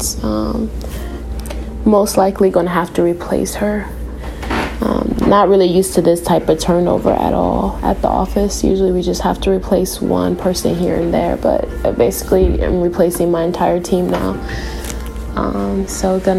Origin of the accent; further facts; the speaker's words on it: Chicago, Illinois, United States; moved away; I was raised in Chicago, on the south side of Chicago